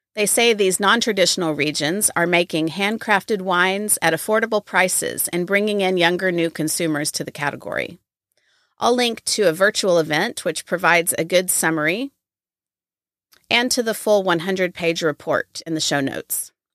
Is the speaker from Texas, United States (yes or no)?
yes; Waco, Texas, United States; I grew up in Waco, and so this is my hometown wine festival